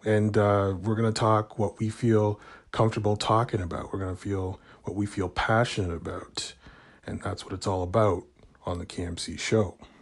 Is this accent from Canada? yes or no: yes; Canada; I'm from Canada